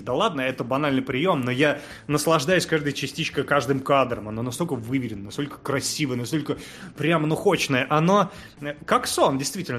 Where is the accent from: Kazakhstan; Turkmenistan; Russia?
Kazakhstan; я хоть родился в Казах-, в Казахстане